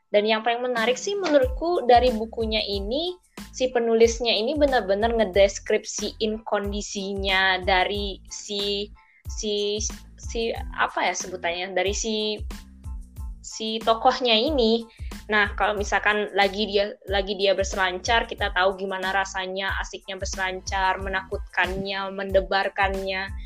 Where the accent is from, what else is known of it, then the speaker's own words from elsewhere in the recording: Tabanan, Bali, Indonesia; Aku dari Tabanan, Bali, Indonesia.